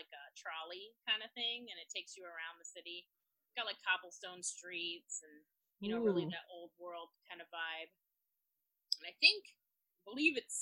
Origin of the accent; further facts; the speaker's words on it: Florida, United States; moved away; my home state, which were Florida, where we both grew up